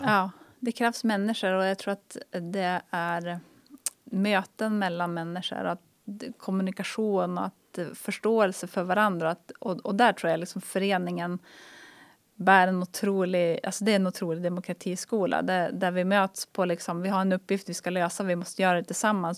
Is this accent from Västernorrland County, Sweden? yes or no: yes; Härnösand, Västernorrland County, Sweden; moved away as an adult; also born or lived in Luleå; Jag är uppvuxen i Härnösand.